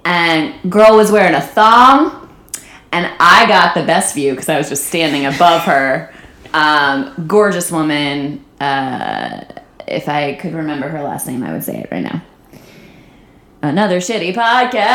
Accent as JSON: {"language": "English", "town": "Saratoga Springs", "region": "New York", "country": "United States", "tie": "born or raised there", "moved": "yes", "lives_now": "Los Angeles, United States", "said": "the college in my hometown, Skidmore College in Saratoga Springs, New York."}